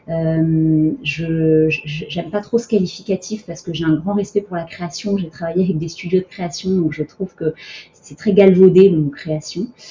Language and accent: French; Montpellier, Occitania, France; also born or lived in Abidjan, Côte d'Ivoire; donc après l'Afrique, j'ai grandi en province à Montpellier.